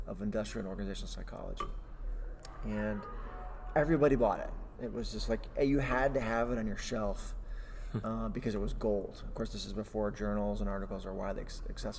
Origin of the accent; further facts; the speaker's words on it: Indiana, United States; moved away as an adult; someone who grew up in the state.